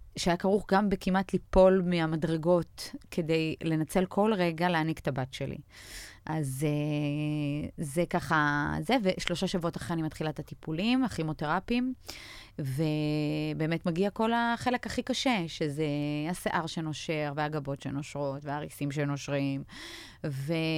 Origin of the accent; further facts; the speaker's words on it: Israel; also born or lived in Belarus; עלינו מבלארוס בשנת 89 לארץ, אז חוויתי את כל קשיי הקליטה והעלייה האפשריים